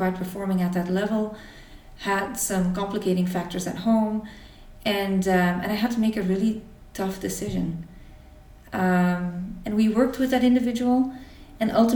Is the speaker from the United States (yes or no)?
no; Belgium; I grew up in Belgium, in a small town here, with a dedicated family